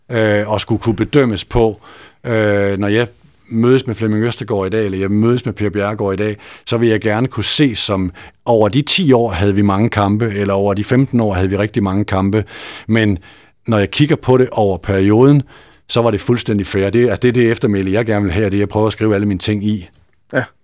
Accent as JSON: {"language": "Danish", "town": "Aalborg", "region": "North Denmark Region", "country": "Denmark", "said": "jeg er fra Aalborg, øh, og, og, og gik til nogle af OB's kampe som barn og sådan noget."}